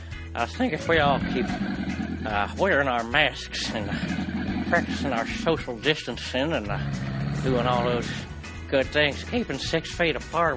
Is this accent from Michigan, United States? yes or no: no; Tallahassee, Florida, United States; I'm from Tallahassee.